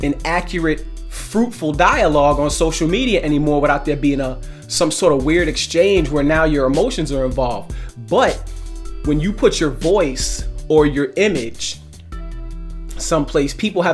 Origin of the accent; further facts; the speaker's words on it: New York City, New York, United States; I was born in Brooklyn, New York. I'm an 80s baby from Brooklyn. I was raised during a very tumultuous time in Brooklyn.